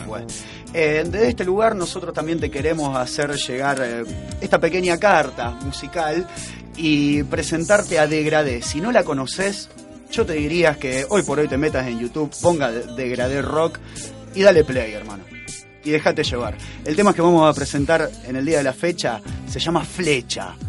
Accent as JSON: {"language": "Spanish", "town": "Rosario", "region": "Santa Fe", "country": "Argentina", "said": "somos de Rosario y queremos a la cultura de acá"}